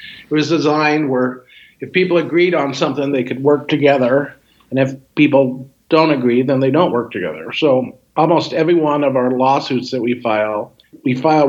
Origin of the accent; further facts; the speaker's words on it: Helena, Montana, United States; moved away; also born or lived in Boston; I grew up in Helena, Montana.